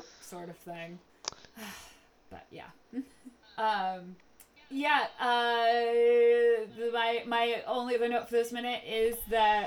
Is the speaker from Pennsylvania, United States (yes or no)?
no; Connecticut, United States; moving back to Connecticut and getting a job at Borders, like everyone in my hometown